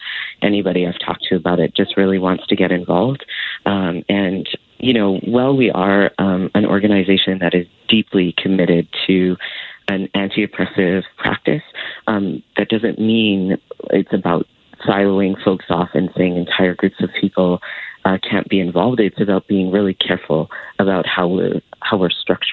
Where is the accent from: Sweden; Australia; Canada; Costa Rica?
Canada; Alberta; I grew up in Alberta during the Klein years